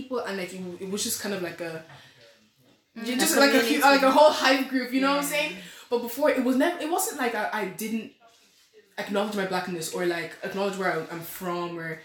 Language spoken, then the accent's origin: English; Ireland; accent: Irish; I was born in the country. My mother gave birth to me on this land